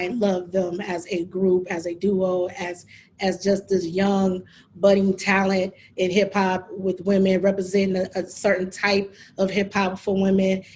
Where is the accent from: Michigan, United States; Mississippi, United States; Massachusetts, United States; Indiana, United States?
Michigan, United States; Detroit; our high school days, how we would literally do that in Detroit